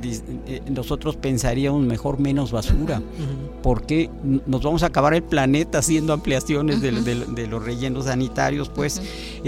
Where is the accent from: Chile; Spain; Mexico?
Mexico; also born or lived in Veracruz; como nacionales, como mexicanos